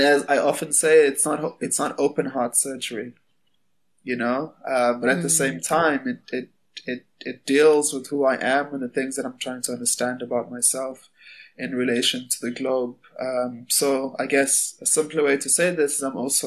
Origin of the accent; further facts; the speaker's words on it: Durban, KwaZulu-Natal, South Africa; I was born in Durban. My family is from a place called Greytown